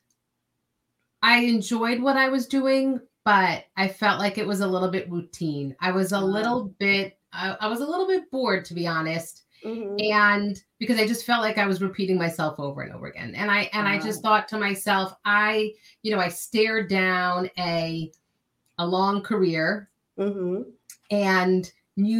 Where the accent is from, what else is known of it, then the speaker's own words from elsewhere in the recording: New York area, United States; also born or lived in California; I grew up in the New York area